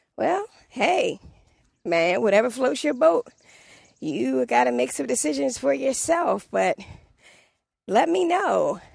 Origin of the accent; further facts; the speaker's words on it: Washington, District of Columbia, United States; accent: DC; my D C accent